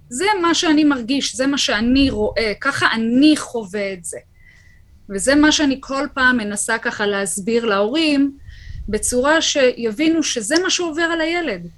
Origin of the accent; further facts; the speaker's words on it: Kfar Saba, Central District, Israel; שגדלתי ככה בכפר סבא, גדלנו יחד